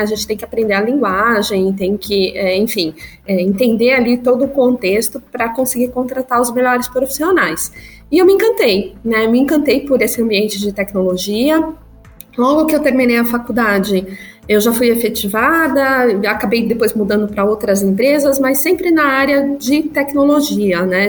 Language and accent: Portuguese; São Paulo, Brazil; also born or lived in Marília; eu nasci em Marília, interior de São Paulo.